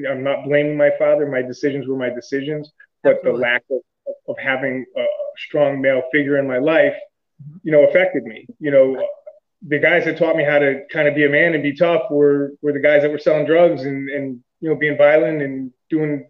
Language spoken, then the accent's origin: English; Connecticut, United States; also born or lived in Stamford, Connecticut / Trumbull, Connecticut; I grew up here in Connecticut, partly in Stamford. Then we moved to Trumbull on the Bridgeport-Trumbull line.